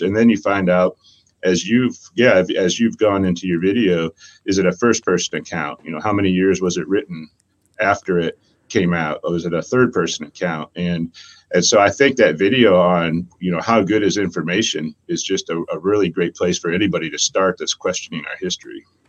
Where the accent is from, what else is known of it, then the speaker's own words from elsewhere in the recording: Ohio, United States; moved away as an adult; I grew up in Ohio, moved here in my 20s because of the gathering